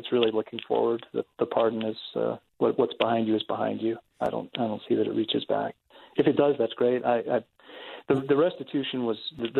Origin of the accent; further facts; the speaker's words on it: Blanding, Utah, United States; I come from Blanding